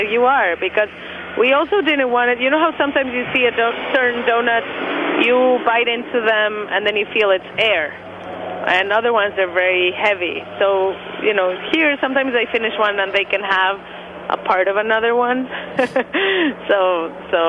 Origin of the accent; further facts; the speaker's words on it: Mexico; now in New York, United States; I'm from Mexico. So we didn't really grow up with donuts the way that most Americans did.